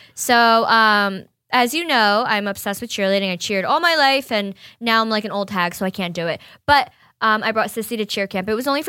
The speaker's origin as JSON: {"language": "English", "town": "Marlboro", "region": "New York", "country": "United States", "tie": "born or raised there", "said": "In New York, upstate in Marlborough. What up, my hometown?"}